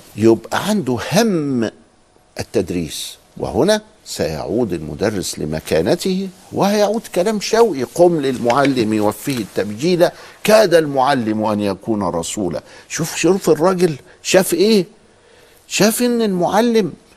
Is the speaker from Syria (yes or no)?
no; Egypt; عندنا في مصر